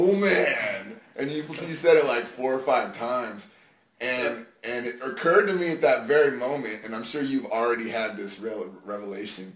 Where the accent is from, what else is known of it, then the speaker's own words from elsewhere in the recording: San Antonio, Texas, United States; I grew up in San Antonio, Texas.